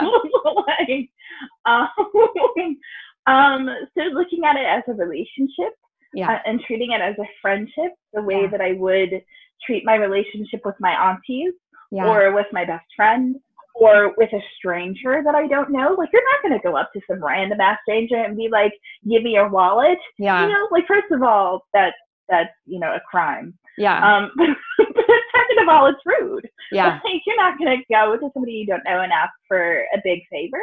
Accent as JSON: {"language": "English", "region": "Deep South", "country": "United States", "tie": "born or raised there", "said": "white lesbian parents in the early 90s in the Deep South"}